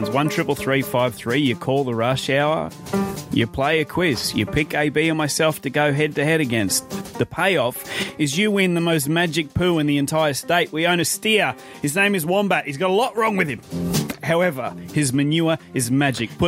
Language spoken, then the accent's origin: English; Tully, Queensland, Australia; also born or lived in Mareeba / Atherton; I was born in Tully.